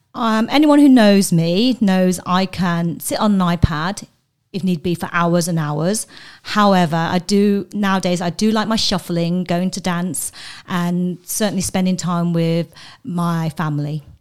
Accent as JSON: {"language": "English", "region": "London", "country": "United Kingdom", "tie": "born or raised there", "also_born_or_lived": "Coventry", "moved": "yes", "said": "I'm from England, um, hometown. I have two loyalties. One is to London and one is to Coventry."}